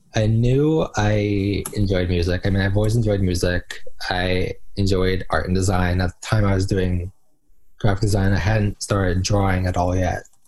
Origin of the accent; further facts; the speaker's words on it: New Jersey, United States; I am from New Jersey